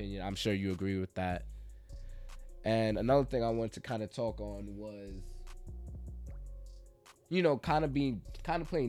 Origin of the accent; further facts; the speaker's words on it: New York, United States; We're from New York